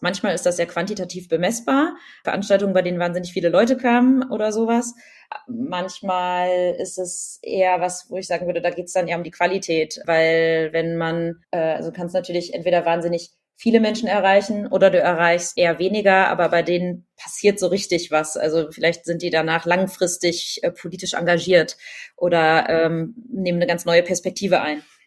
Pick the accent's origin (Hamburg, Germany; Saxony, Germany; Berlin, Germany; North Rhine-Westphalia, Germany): Berlin, Germany; ich bin ja Berlinerin